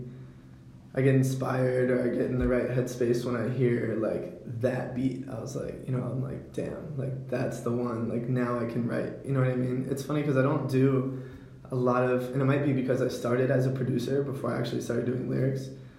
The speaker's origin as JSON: {"language": "English", "area": "Hanover County", "region": "Virginia", "country": "United States", "tie": "born or raised there", "said": "I'm from Hanover County"}